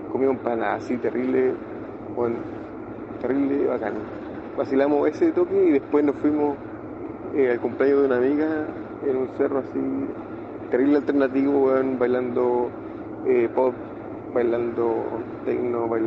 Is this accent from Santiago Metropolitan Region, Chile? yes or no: no; Valparaíso, Chile; yo soy de Valpo